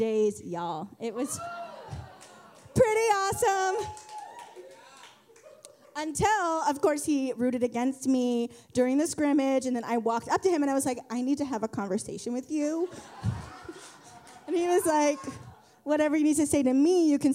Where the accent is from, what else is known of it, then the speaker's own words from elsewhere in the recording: San Luis Obispo, California, United States; moved away as an adult; now in San Francisco Bay Area, United States; I grew up in San Luis Obispo, California, which is south of here